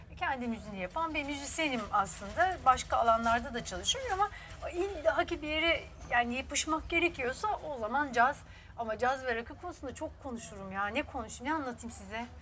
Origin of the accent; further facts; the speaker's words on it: Istanbul, Turkey; Beşiktaş çocuğuyum da Ortaköylüyüm. İşte sonra Beşiktaş'ta okudum